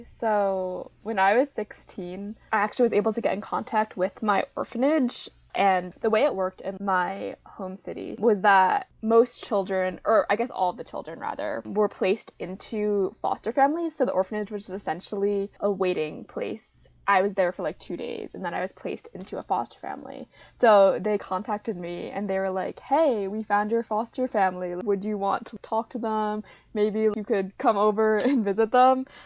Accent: Pingxiang, Jiangxi, China; And as you mentioned, I'm a Chinese adoptee. But specifically, I'm from Pingxiang, Jiangxi. So, any listeners out there who are from my home city, welcome.

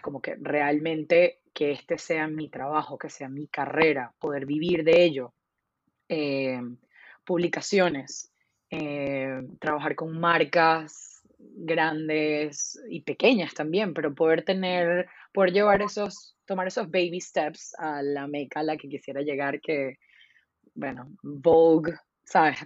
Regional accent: Venezuela; soy venezolana

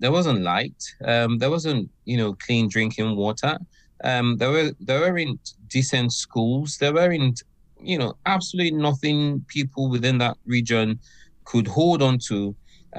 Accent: Ogoni, Rivers State, Nigeria; now in Aberdeen, United Kingdom; I come from Nigeria, and I'm particularly from a region known as Ogoni.

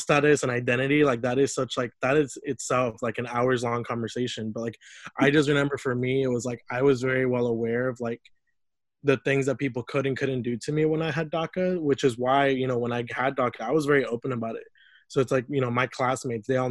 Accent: Lafayette, Indiana, United States; moved away as an adult; also born or lived in Mexico; now in Indianapolis, United States; I grew up in Lafayette, Indiana

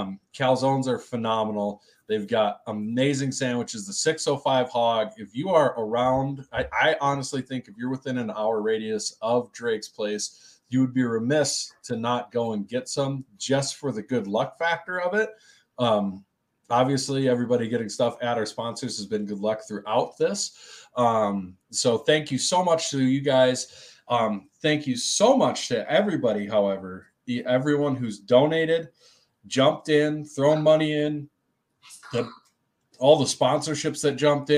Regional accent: United Kingdom; Obviously we're British.

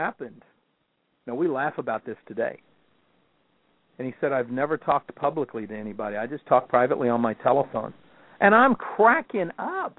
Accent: the South, United States; I'm from the South

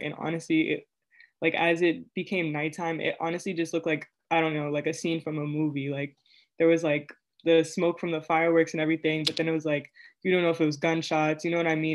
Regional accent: Prince George's County, Maryland, United States; moved away as an adult; now in Worcester, United States

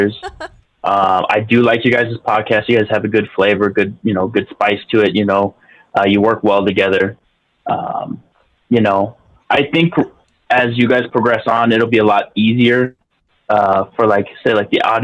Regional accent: El Paso, Texas, United States; Born and raised in El Paso.

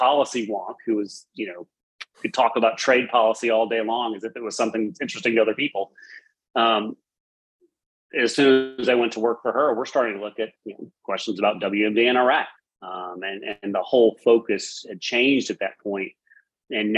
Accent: United States; as an American who's lived abroad

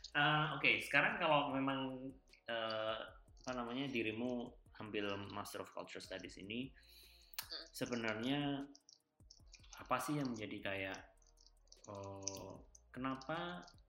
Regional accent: Java, Indonesia; Kita kan dari Jawa

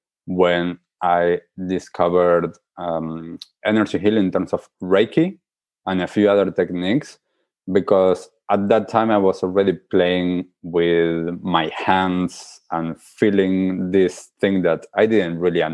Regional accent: Argentina; I grew up in Argentina

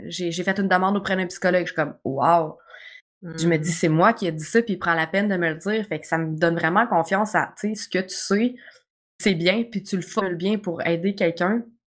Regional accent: Quebec, Canada; je suis québécoise, c'est sûr que je vais parler mal

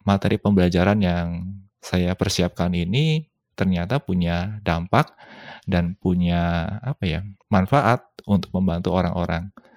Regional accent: Indonesia; moved away as an adult; saya dari Indonesia

